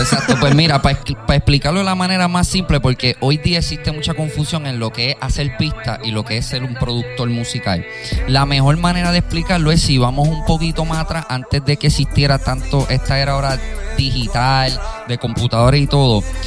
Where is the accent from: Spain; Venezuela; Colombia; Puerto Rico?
Puerto Rico; Carolina; yo también me crié en Vistamar.